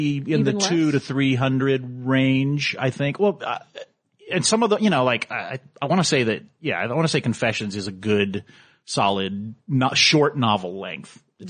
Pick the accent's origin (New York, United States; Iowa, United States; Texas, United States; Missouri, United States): Texas, United States; Houston; moved away; I was born and raised in Houston.